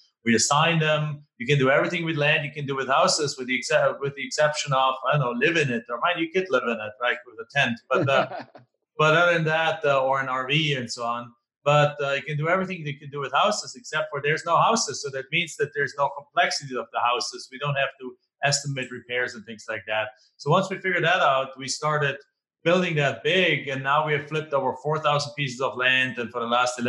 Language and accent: English; Germany; English is a second language; moved away as an adult; now in United States; I'm not originally from here. Right? I'm originally from Germany, live in the United States now for 20 something years.